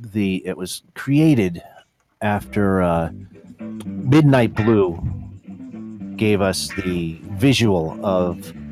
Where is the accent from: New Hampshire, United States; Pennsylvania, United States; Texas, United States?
Pennsylvania, United States; Pennsylvania Dutch area, United States; we're all from Pennsylvania, Dutchy area